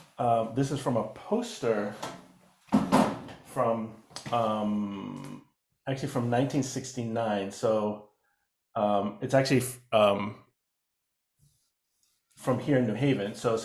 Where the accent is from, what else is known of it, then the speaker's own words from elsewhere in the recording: Boston, Massachusetts, United States; now in New Haven, United States; I'm originally from Boston, it's where I was born. And then my dad was doing some organizing and came down here, and we followed. We're here for about a year or so, and then went back to Boston.